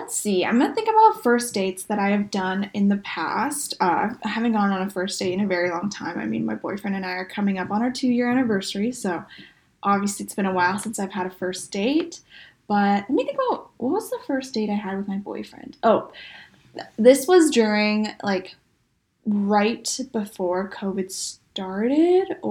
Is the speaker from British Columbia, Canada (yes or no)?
yes; Vancouver, British Columbia, Canada; a lot of my closest friends I've known since high school, so we're all from Vancouver